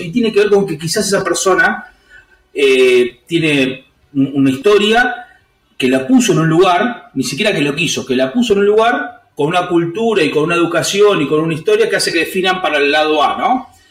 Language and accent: Spanish; San Martín, Buenos Aires Province, Argentina; me crié en un barrio, me crié en San Martín con los códigos y las leyes de los barrios